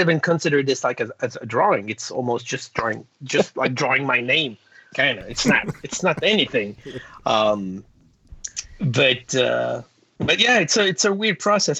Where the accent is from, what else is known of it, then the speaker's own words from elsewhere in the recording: Canada; English is a second language; being French Canadian